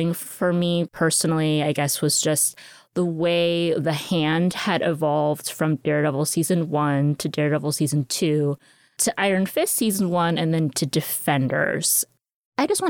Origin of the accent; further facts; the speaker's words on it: United States; I am Asian American